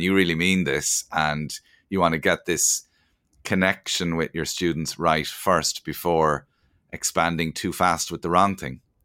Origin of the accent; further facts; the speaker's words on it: Cork, Munster, Ireland; we're both from Cork